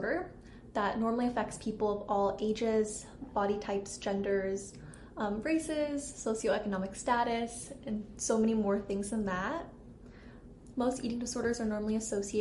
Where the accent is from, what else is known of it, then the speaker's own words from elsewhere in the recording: Southern California, United States; moved away as an adult; also born or lived in Santa Barbara, California; now in Minnesota, United States; I'm originally from Southern California, and I actually just moved to Minnesota this past summer